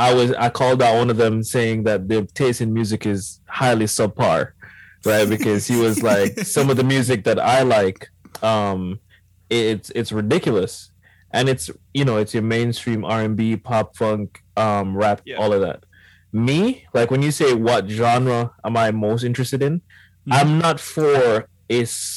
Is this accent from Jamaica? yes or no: yes; Jamaica; I'm Jamaican.